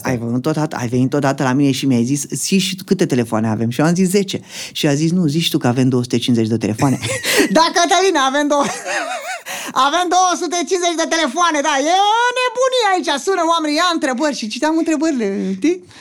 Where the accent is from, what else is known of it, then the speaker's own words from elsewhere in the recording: Dragomirești, Romania; moved away as an adult; Din Dragomirești am plecat de tot până acum 9 ani